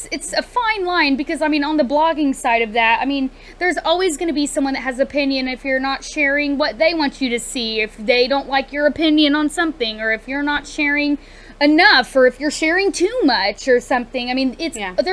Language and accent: English; United States; that's the beauty of you know being American. You can have your own opinion